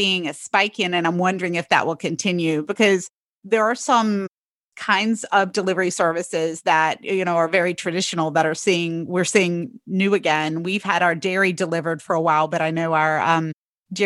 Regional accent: North Carolina, United States; now in Pennsylvania, United States; I'm from North Carolina

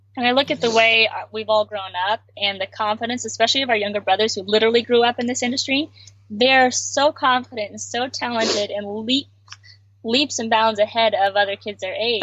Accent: Alaska, United States; moved away; we grew up in Alaska

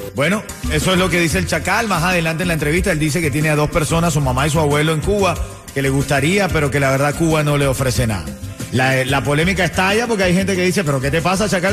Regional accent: Venezuela; now in Miami, United States; Yo como venezolano tengo que dejar a Venezuela atrás para prosperar

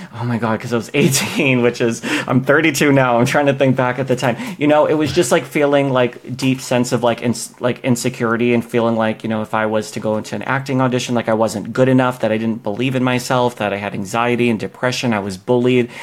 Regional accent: Boston, Massachusetts, United States; moved away as an adult; now in Los Angeles, United States; I grew up in Boston across the country

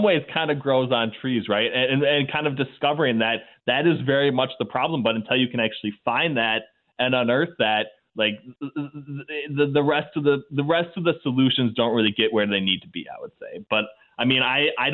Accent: Minnesota, United States; as a young kid growing up in Minnesota

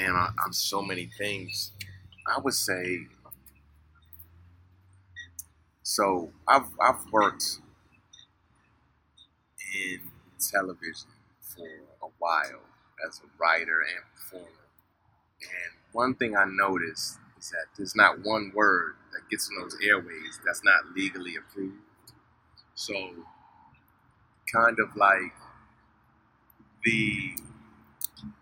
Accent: Suitland, Maryland, United States; moved away as an adult; also born or lived in Bahamas; now in California, United States; Yeah, I grew up in Suitland. I went to Central High School in Capitol Heights, Maryland.

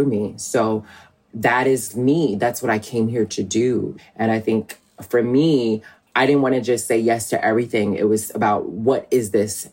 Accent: Chicago, Illinois, United States; I was raised on the South Side of Chicago

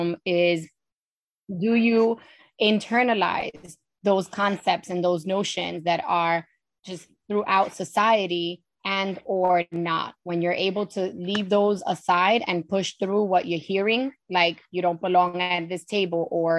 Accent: New York City, New York, United States; moved away as an adult; now in Poconos, United States; I am a Hispanic woman, born and raised in Spanish Harlem, New York. I've lived in the Poconos for the past 14 years.

